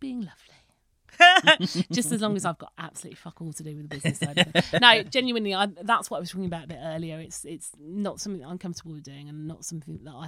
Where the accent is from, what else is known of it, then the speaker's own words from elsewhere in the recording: Birmingham, West Midlands, United Kingdom; also born or lived in Las Vegas, United States; I'm from Birmingham